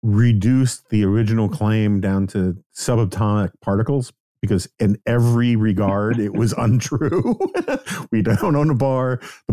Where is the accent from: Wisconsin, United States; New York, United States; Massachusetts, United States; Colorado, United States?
New York, United States; I was mortified as a New Yorker